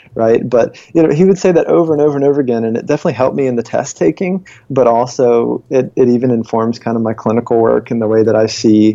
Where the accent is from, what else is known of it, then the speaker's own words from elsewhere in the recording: Virginia, United States; moved away; also born or lived in San Francisco / Charlotte, North Carolina; I grew up in Virginia